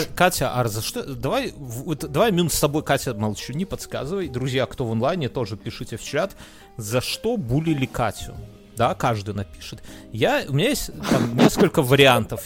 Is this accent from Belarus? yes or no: yes; Belarus; мы белорусы все